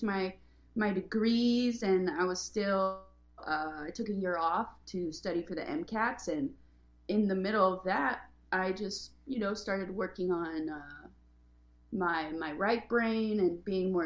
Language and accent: English; Oregon, United States; moved away as an adult; also born or lived in Bay Area, California / Los Angeles, California; I grew up in a very small town in Oregon